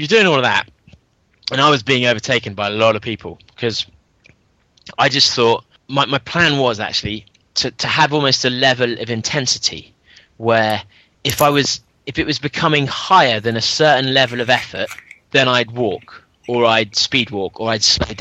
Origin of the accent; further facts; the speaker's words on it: London, United Kingdom; I'm up in Frimsbury in London